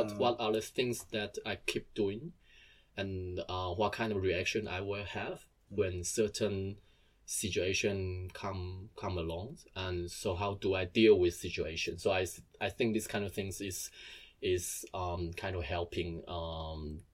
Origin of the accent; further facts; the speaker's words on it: Taiwan; now in Germany; I'm from Taiwan and I moved here.